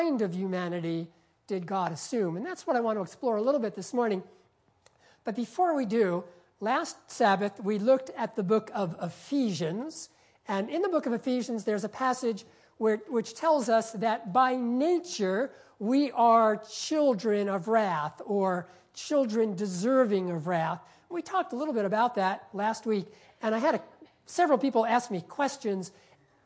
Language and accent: English; Peekskill, New York, United States; my hometown, a little town called Peekskill, New York.